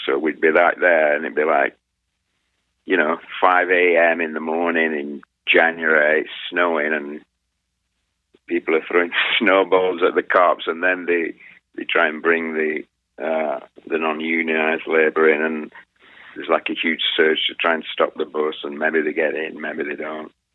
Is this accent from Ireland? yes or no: no; England, United Kingdom; now in Twisp, United States; I'm English. I'm English